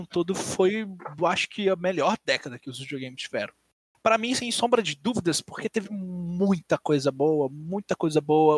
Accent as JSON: {"language": "Portuguese", "region": "Minas Gerais", "country": "Brazil", "said": "eu sou de Minas"}